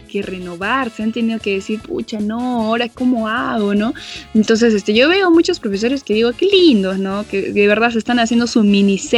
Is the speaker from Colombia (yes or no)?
no; Arequipa, Peru; Para la gente que no sabe, para la gente que no sabe, nosotros somos de Arequipa.